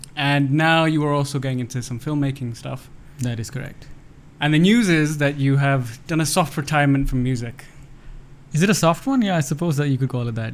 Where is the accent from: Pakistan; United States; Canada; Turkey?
Pakistan; Lahore, Punjab; there was nothing close to a film program in any of the schools that I went to uh, growing up in Lahore